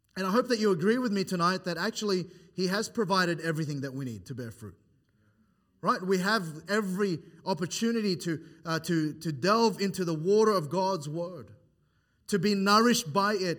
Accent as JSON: {"language": "English", "region": "New South Wales", "country": "Australia", "moved": "yes", "said": "I'm from New South Wales"}